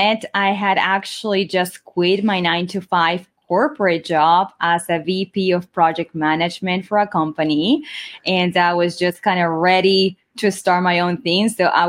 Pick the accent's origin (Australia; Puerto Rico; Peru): Peru; Lima; now in Coral Springs, United States; And I was born and raised in Lima, Peru, and I live in Coral Springs, Florida.